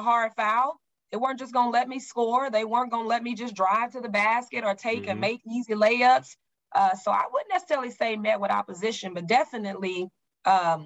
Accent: Oklahoma City, Oklahoma, United States; also born or lived in Spencer, Oklahoma; now in Houston, United States; I'm a city girl. I grew up in Oklahoma City, lived a little city life, but it's slow. Houston was very fast when I got here

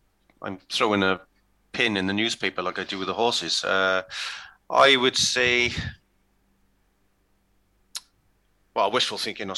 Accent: Wales, United Kingdom; as a Welshman

